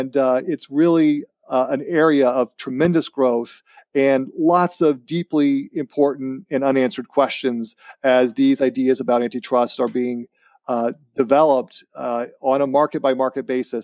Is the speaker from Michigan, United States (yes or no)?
yes; Livonia, Michigan, United States; born there; I was born in Livonia, Michigan, and just coincidentally, my parents were working here that year. But then they weren't from Michigan.